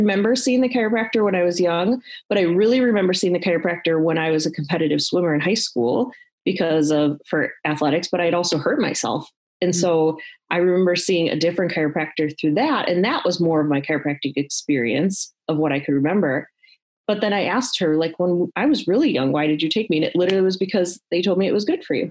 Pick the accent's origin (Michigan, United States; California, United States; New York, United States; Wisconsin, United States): Wisconsin, United States; Milwaukee; also born or lived in Texas / West Bend, Wisconsin; I grew up a Wisconsin girl, grew up just on the south side of Milwaukee